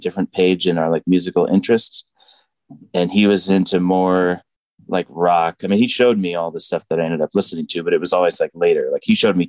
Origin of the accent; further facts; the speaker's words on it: Boulder, Colorado, United States; moved away; also born or lived in Boston; I'm actually from Boulder, Colorado